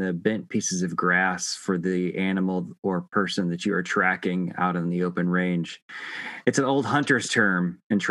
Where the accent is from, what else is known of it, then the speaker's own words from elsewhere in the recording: the West, United States; I grew up in the West